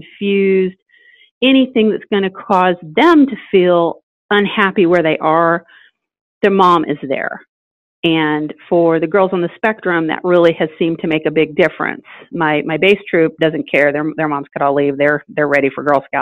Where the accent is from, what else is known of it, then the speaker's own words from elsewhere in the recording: Indiana, United States; now in Atlanta, United States; I'm from Indiana.